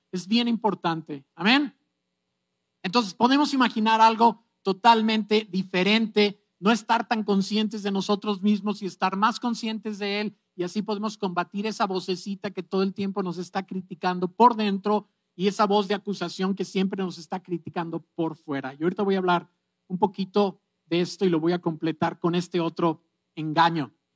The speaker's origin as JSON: {"language": "Spanish", "country": "Mexico", "said": "Estoy siendo muy mexicano"}